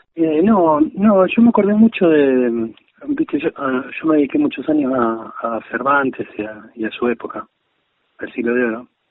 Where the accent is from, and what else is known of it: Argentina